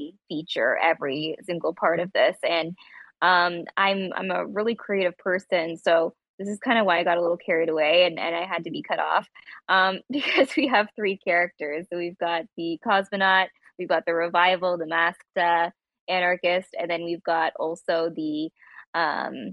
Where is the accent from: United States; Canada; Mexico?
Canada; Toronto, Ontario; we're all like from the Toronto area in Canada